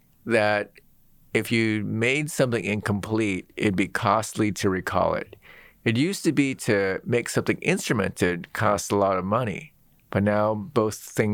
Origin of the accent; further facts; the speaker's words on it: Seattle, Washington, United States; I grew up in Seattle.